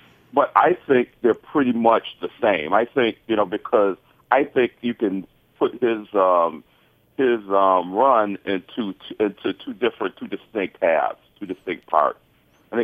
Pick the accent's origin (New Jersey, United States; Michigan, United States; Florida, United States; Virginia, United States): Michigan, United States; Detroit; I was born in Detroit, and I was about 10 or so when Coleman Young was first elected.